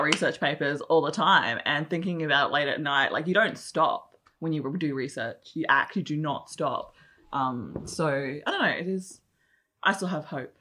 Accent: Australia; in Australia, we're like, yeah, we're Australian

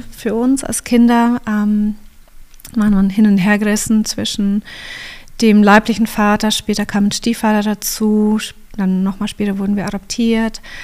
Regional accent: Kempten, Bavaria, Germany; also born or lived in Canada; ich bin hier im Allgäu geboren, in mhm. Kempten

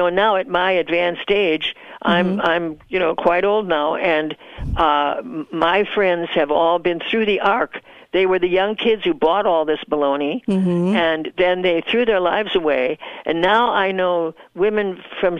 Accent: United States; moved away as an adult; also born or lived in Southeast Asia; I was so proud of being an American

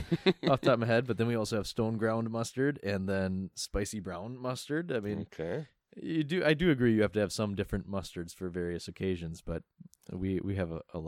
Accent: Midwest, United States; Right, being a Midwesterner.

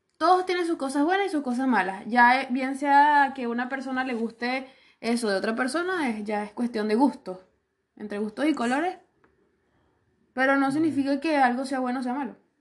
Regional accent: Venezuela; now in Chile; Porque yo estoy orgullosa de ser venezolana

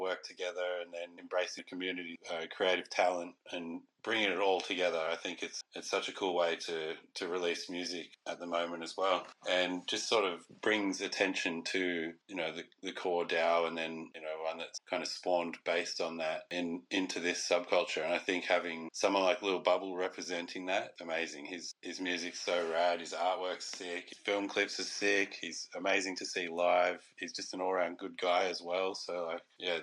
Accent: Australia; also born or lived in Canada; I am an Aussie

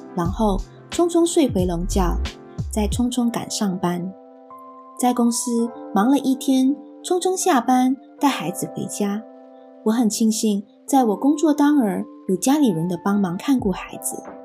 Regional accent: Malaysia; moved away as an adult; now in New Zealand; 我来自一个像火星那么热的热带国家，马来西亚。一家移居来到奇异国之地，新西兰

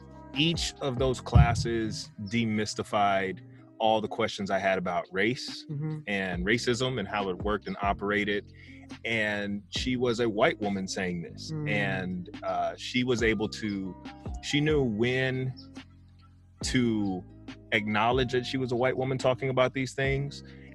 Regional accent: San Bernardino, California, United States; I'm from San Bernardino.

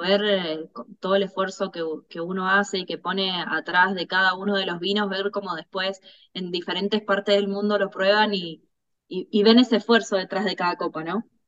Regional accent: Luján de Cuyo, Mendoza, Argentina; also born or lived in Córdoba, Argentina; cuando era muy chica nos vinimos a vivir a Mendoza. Eh, y bueno, acá prácticamente crecí, así que eh, soy más mendocina que cordobesa

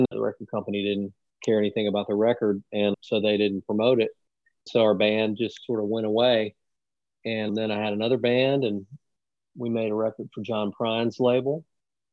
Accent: Mobile, Alabama, United States; moved away as an adult; now in Nashville, United States; I grew up in Mobile, Alabama, and then I moved to Nashville

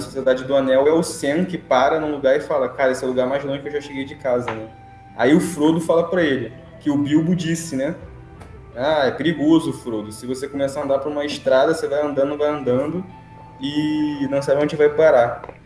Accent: Rio de Janeiro, Brazil; a gente é do Rio de Janeiro

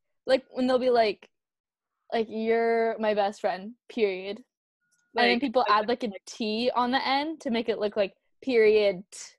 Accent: California, United States; you can tell, like, when I speak that I come from California

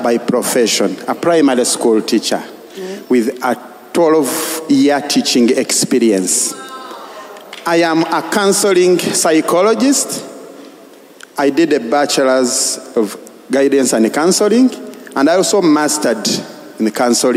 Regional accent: Nansana, Central Region, Uganda; I come from Nansana.

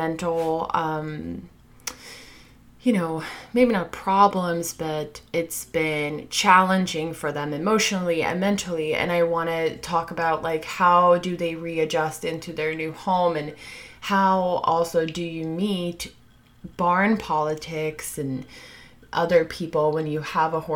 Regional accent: Sweden; now in United States; my home country, Sweden

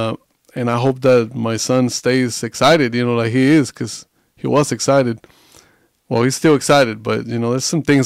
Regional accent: Coahuila, Mexico; moved away as an adult; now in Southern Mexico; I was born and raised like in the very, very north of Mexico, in Coahuila.

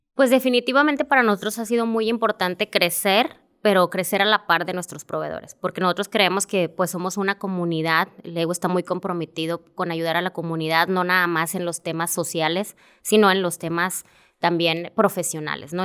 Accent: Monterrey, Nuevo León, Mexico; yo soy originaria de Monterrey

